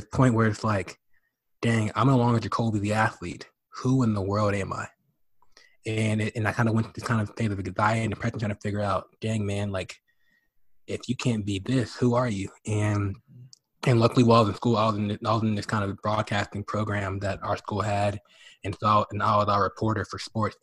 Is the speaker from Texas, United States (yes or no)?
yes; Dallas, Texas, United States; I was born in Dallas, Texas